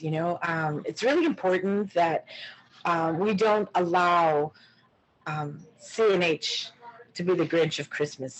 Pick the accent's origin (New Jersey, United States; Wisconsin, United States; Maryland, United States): Wisconsin, United States; Racine; I was born and raised here in Racine.